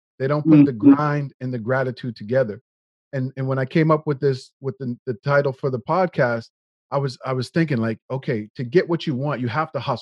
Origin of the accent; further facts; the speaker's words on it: Nova Scotia, Canada; now in Toronto, Canada; both Gary and I grew up in Nova Scotia